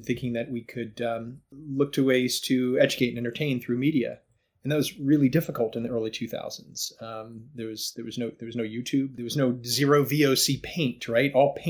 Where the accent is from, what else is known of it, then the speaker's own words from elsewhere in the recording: outside of Atlanta, Georgia, United States; I grew up in Georgia in a suburban neighborhood outside of Atlanta. It was very rural at the time. Neighbors had horses.